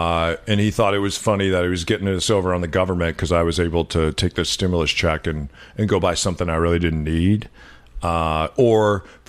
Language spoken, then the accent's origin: English; New Mexico, United States; moved away; also born or lived in Los Angeles / Oakland; we grew up in New Mexico, minority. When I lived in Los Angeles, in South Central Los Angeles, minority. When you and I lived in Oakland, because we couldn't afford to live in San Francisco, we were certainly minorities there.